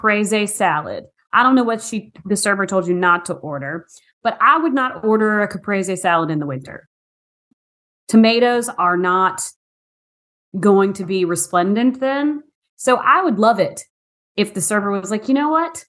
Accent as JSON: {"language": "English", "town": "Farmville", "region": "Virginia", "country": "United States", "said": "I'm from Farmville, Virginia."}